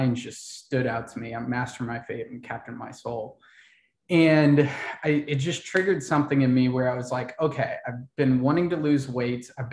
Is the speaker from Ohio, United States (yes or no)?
yes; Ohio, United States; born or raised there; moved away; also born or lived in Miami / Austin, Texas